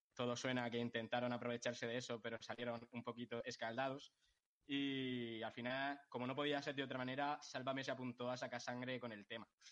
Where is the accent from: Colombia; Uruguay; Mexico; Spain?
Spain; Molina de Segura, Region of Murcia; mi pueblo, de Molina de Segura, porque de aquí solo salen cosas